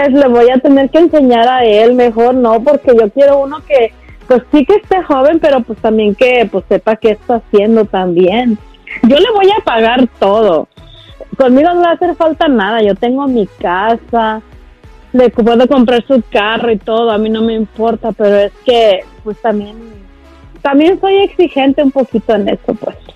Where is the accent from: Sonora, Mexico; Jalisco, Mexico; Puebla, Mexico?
Jalisco, Mexico; now in Los Angeles, United States; De originario de Jalisco, pero vivo aquí en Los Ángeles. Altos de Jalisco